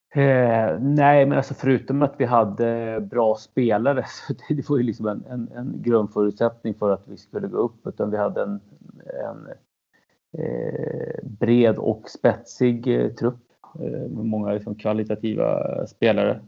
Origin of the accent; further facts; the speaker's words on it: Norrtälje, Stockholm County, Sweden; also born or lived in Chile; jag är ursprunget från Chile, kom till Sverige när jag var två, uppvuxen i Norrtälje, sju mil norr om, eh, Stockholm.